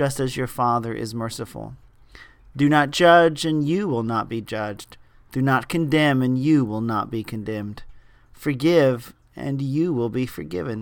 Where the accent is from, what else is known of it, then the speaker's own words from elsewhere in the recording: Indianapolis, Indiana, United States; moved away; That's my hometown